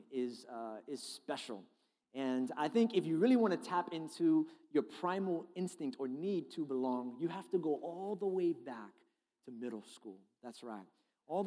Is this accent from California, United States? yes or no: no; New York City, New York, United States; also born or lived in Brooklyn; I grew up in New York City. I was born in Brooklyn, then I moved to Staten Island.